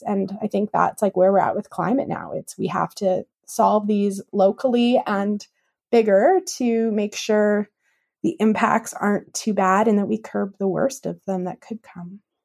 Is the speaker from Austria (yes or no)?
no; Kamloops, British Columbia, Canada; also born or lived in West Kootenays; I grew up in Kamloops